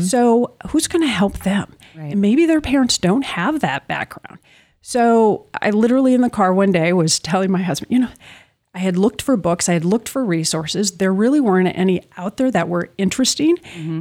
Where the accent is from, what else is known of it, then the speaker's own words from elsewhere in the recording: Minneapolis, Minnesota, United States; I grew up in the Twin Cities